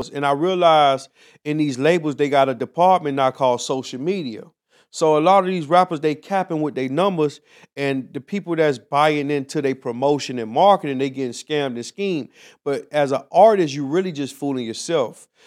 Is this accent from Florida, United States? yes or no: yes; Miami, Florida, United States; Miami, Florida.